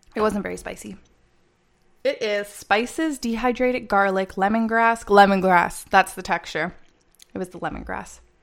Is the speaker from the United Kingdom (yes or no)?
no; Canada; I'm from Canada